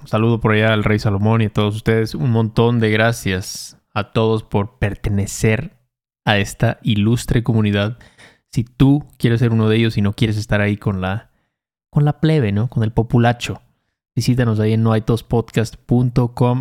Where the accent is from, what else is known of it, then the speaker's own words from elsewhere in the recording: Chacaltianguis, Veracruz, Mexico; yo, yo, crecí ahí en Chacaltianguis, Veracruz, no había ni secundaria, ni telesecundaria había ahí